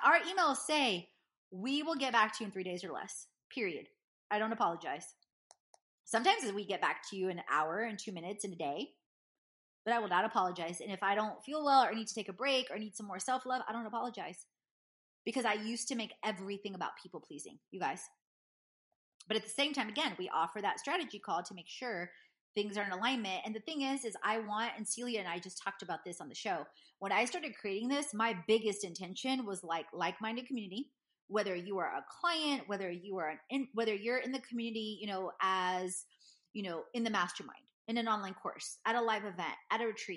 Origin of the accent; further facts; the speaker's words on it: Houston, Texas, United States; I grew up in Houston, Texas, in A-Leaf.